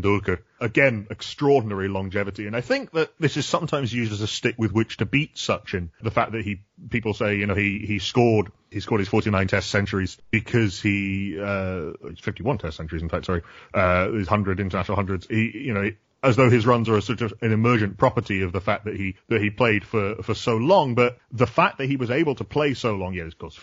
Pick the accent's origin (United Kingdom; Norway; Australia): United Kingdom; Yorkshire and the Humber; I'm from Yorkshire as well